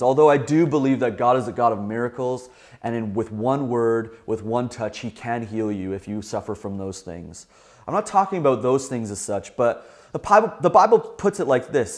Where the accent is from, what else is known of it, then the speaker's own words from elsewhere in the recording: Southern Ontario, Canada; a young boy growing up in Southern Ontario